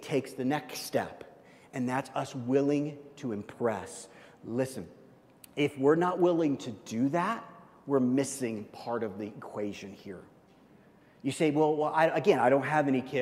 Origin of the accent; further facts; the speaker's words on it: Midwest, United States; I'm from the Midwest